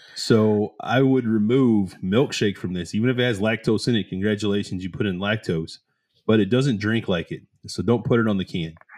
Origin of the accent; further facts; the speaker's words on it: the South, United States; we're both from the South.